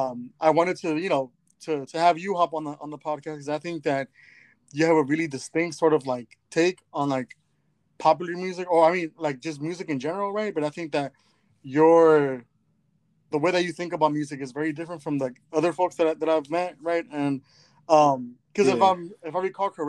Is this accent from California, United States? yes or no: yes; Los Angeles, California, United States; I'm from South Central